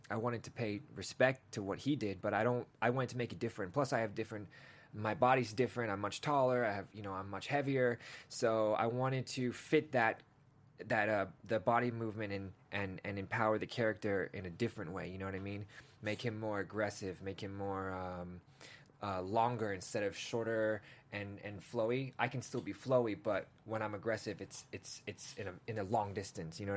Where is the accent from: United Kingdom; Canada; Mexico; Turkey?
United Kingdom; England; born there; Listen, man, I was born in England, man. We just traveled around a lot.